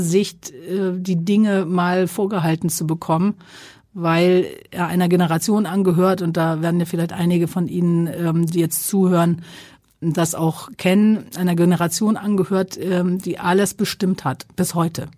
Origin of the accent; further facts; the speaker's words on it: Sylt, Schleswig-Holstein, Germany; moved away; das ist so der Strandübergang meiner Kindheit